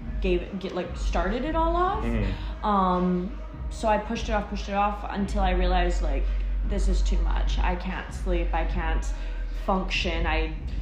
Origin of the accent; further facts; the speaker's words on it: Burnaby, British Columbia, Canada; I have born and raised in Burnaby.